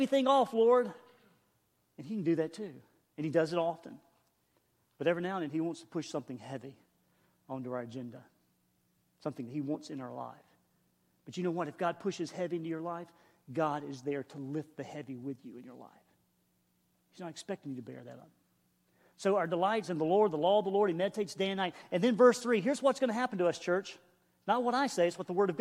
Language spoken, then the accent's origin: English; the Carolinas, United States; I'm a hillbilly from the Carolinas